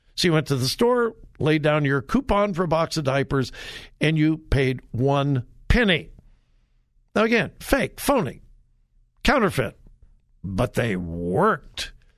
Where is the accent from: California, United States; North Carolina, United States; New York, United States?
California, United States; moved away; I'm from California. haven't lived there for years and years and years. I've been gone from California much, much, much longer than, than I ever lived there